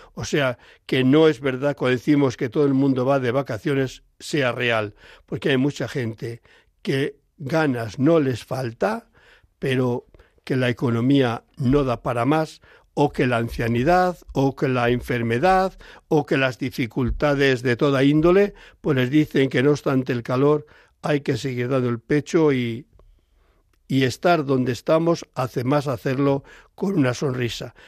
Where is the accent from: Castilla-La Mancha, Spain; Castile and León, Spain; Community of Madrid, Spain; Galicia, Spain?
Castile and León, Spain; Palencia; yo soy del mundo rural soy de Palencia